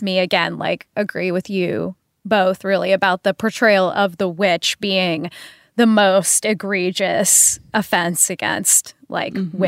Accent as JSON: {"language": "English", "area": "the Northwest", "region": "Pacific Northwest", "country": "United States", "said": "I'm from the Northwest"}